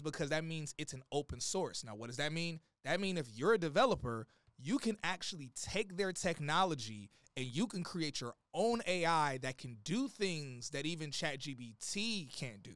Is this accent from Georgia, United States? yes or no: yes; Atlanta, Georgia, United States; also born or lived in Gary, Indiana; now in Miami, United States; I lived in Atlanta most of my life, so I'm, I'm a Georgia boy